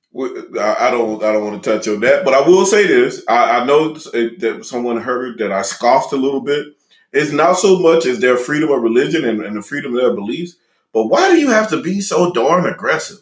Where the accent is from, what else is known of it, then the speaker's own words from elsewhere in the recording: Louisiana, United States; being from Louisiana